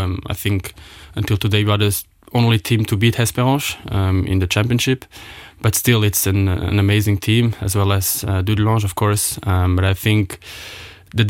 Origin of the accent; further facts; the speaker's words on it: Ettelbruck, Diekirch, Luxembourg; I grew up in Ettelbruck